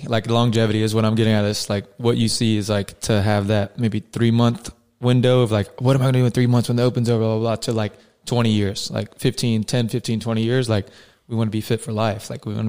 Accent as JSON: {"language": "English", "region": "South Carolina", "country": "United States", "tie": "born or raised there", "moved": "yes", "lives_now": "San Diego, United States", "said": "Aziz Ansari is from South Carolina. He's like from my home state."}